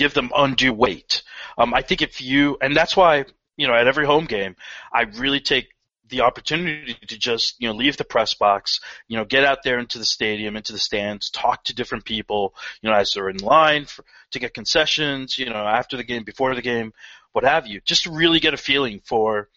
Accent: Columbus, Ohio, United States; moved away; I grew up in Columbus

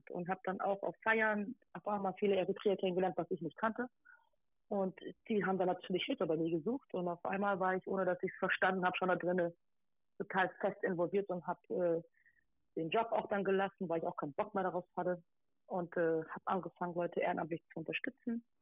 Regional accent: Hamburg, Germany; Genau, ich komme aus Eimsbüttel, habe da auch äh, viel Support erhalten aus dem Bezirksamt raus

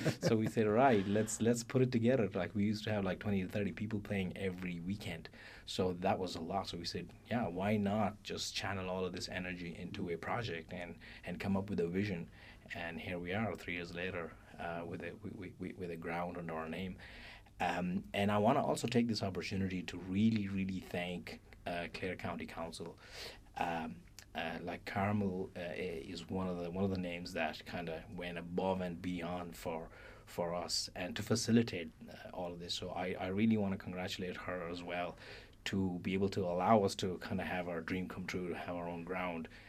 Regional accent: Pakistan; now in Ireland; I'm originally from Pakistan

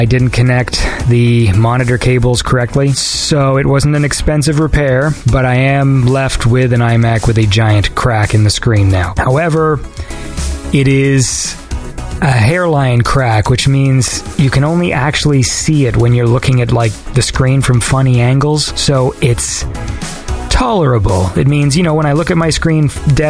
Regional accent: Canada; I'm Canadian.

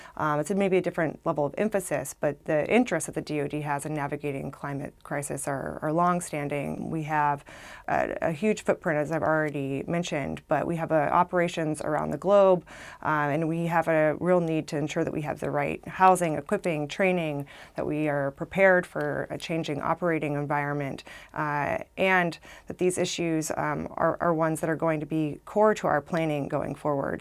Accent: Arkansas, United States; moved away as an adult; now in Washington, D.C., United States; I came from Arkansas.

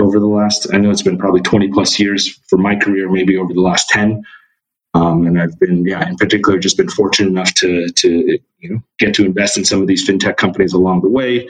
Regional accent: Irvine, California, United States; moved away as an adult; also born or lived in Philadelphia; now in New York, United States; I actually grew up in Southern California. And I grew up in a suburb called Irvine

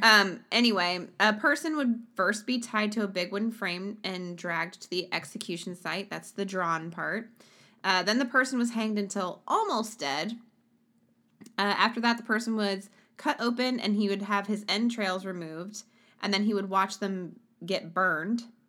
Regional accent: Sweden; moved away; my home country, Sweden.

